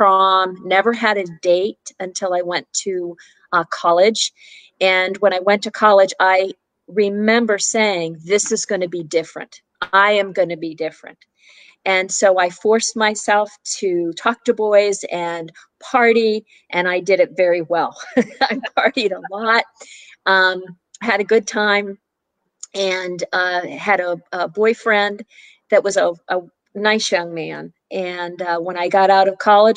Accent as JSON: {"language": "English", "town": "Pittsburgh", "region": "Pennsylvania", "country": "United States", "tie": "born or raised there", "moved": "as an adult", "lives_now": "Richmond, United States", "said": "I'm originally from Pittsburgh, Pennsylvania, lived there my whole life"}